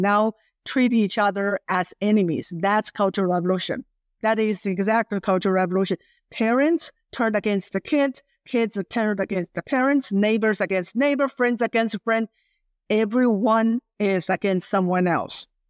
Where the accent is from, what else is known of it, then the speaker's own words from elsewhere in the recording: China; English is a second language; moved away as an adult; also born or lived in Virginia, United States; now in United States; growing up in Mouse, China